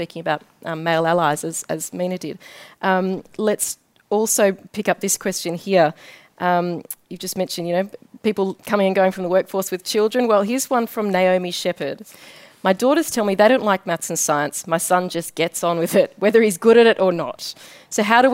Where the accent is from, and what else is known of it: Australia